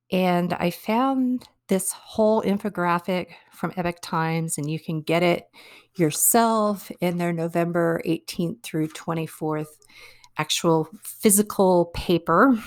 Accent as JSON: {"language": "English", "country": "United States", "said": "as American people"}